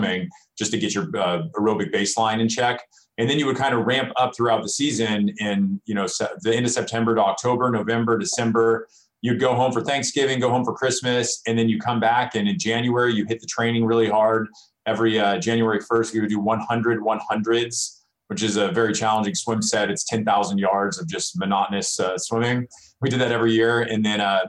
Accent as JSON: {"language": "English", "region": "Southern California", "country": "United States", "tie": "born or raised there", "also_born_or_lived": "Cincinnati", "moved": "as an adult", "said": "growing up in Southern California"}